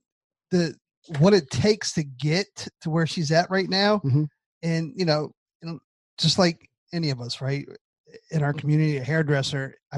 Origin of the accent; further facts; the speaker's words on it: Southern United States, United States; us Southerners from the U.S.